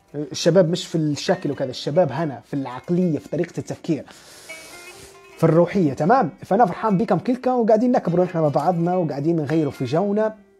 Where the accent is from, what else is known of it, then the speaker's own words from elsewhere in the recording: Libya; نحن ليبيين